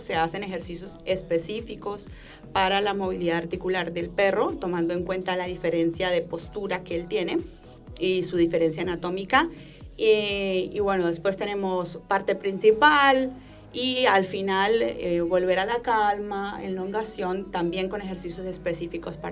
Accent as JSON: {"language": "Spanish", "country": "Colombia", "moved": "as an adult", "lives_now": "Rosario, Argentina", "said": "Yo soy colombiana, pero llevo más de 12 años viviendo acá"}